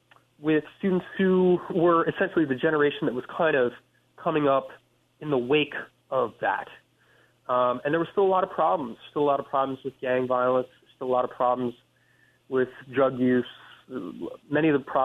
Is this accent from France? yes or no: yes; Paris, France; important thing that happened was that we moved to Paris, France, when I was about 8 years old. And so I grew up in France.